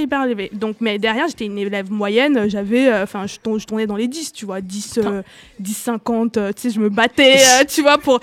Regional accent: Douala, Littoral, Cameroon; now in France; j'ai grandi au Cameroun, à Douala

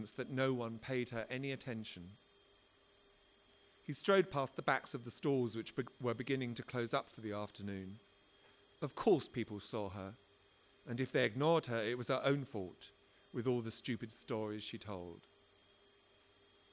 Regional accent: London, United Kingdom; I come from South London

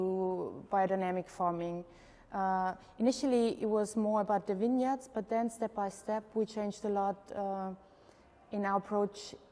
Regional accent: Burgenland, Austria; I'm from Austria, Burgenland. That's the most eastern part of Austria, near the Hungarian border.

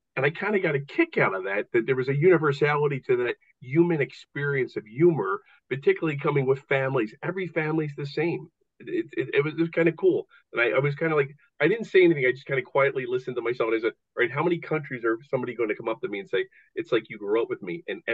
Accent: United States; I go to the Edinburgh Fringe Festival in Scotland. I'm an American.

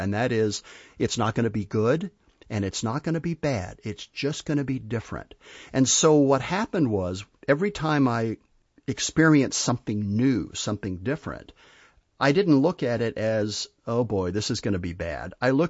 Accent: Spain; I grew up in Spain, and I had the pleasure of kind of learning to live in a different culture with a different language

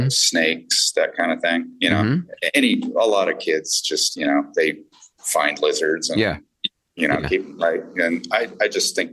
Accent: Los Angeles, California, United States; also born or lived in Inglewood, California; now in New Orleans, United States; But I grew up in the San Fernando Valley. In the West Valley, which is a place now called West Hills.

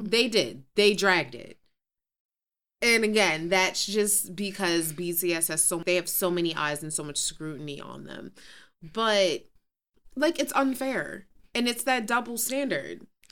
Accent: New York City, New York, United States; I was Queens born and raised.

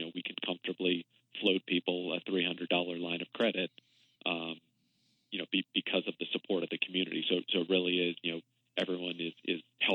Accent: Arlington, Virginia, United States; I'm a lifelong Washingtonian, I grew up in Arlington

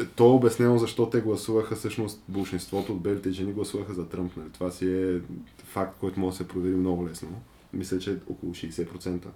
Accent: Bulgaria; аз като българин

